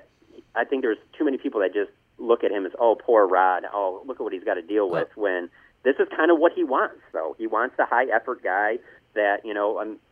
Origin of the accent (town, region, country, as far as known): Detroit, Michigan, United States